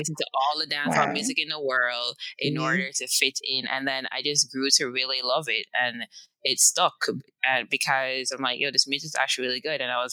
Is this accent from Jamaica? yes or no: yes; Jamaica; moved away; living, born and raised in Jamaica